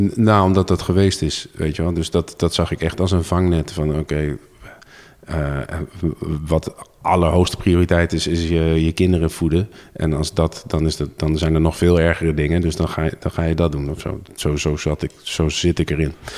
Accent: Zwolle, Overijssel, Netherlands; ik ben geboren en getogen Zwollenaar

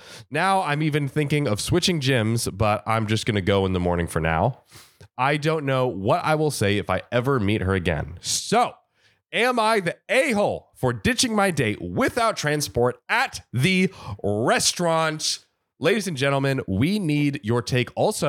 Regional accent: India; At this point, my jaw dropped. I am Indian.

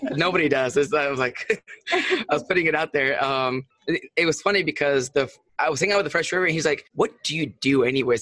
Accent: San Luis Obispo, California, United States; I'm originally from California. Um, I'm actually from a town called San Luis Obispo

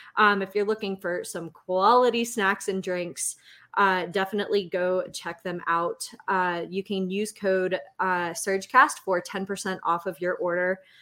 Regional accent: Clayton, North Carolina, United States; I grew up in the Clayton area, uh, first 18 years of my life

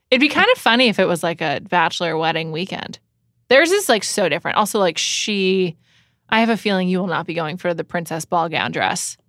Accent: New York City, New York, United States; I grew up in New York

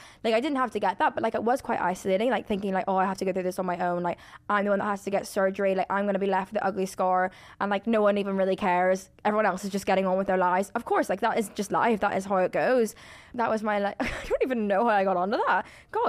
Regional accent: Ireland; Like, I don't get me wrong, I'm Irish, I love drinking.

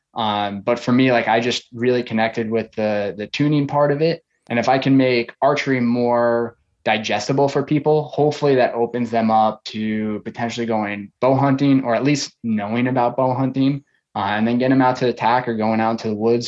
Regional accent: Long Island, New York, United States; now in Florida, United States; I grew up on Long Island, um, New York.

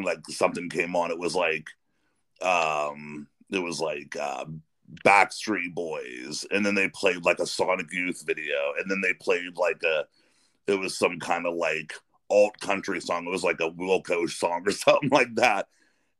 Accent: Western Pennsylvania, United States; now in Ohio, United States; I grew up in Western Pennsylvania, and I live closer to Youngstown now. I live over in Ohio

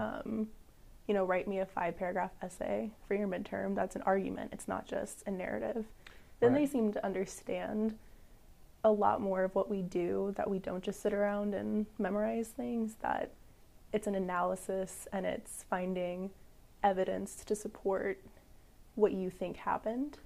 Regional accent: St. Louis, Missouri, United States; now in Columbia, United States; I'm originally from the St. Louis, Missouri area.

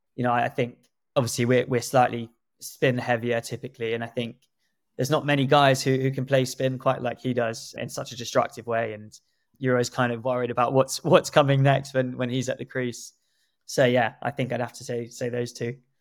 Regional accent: South Africa; moved away; my home country, South Africa

